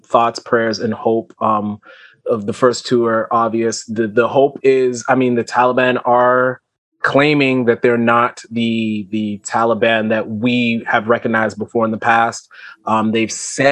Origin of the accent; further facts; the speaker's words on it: Florida, United States; now in Canada; I'm from Florida